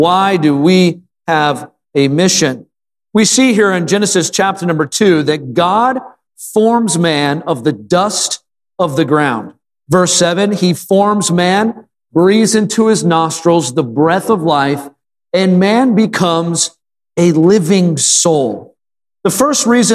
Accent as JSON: {"language": "English", "region": "Wisconsin", "country": "United States", "tie": "born or raised there", "moved": "yes", "said": "I grew up in Wisconsin where there's a lot of ducks"}